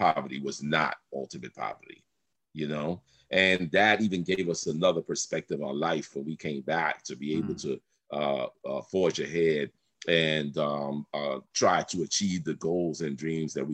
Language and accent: English; New York City, New York, United States; also born or lived in Brooklyn, New York / Honduras / Miami, Florida; I was born in Brooklyn, but I was raised in the South Bronx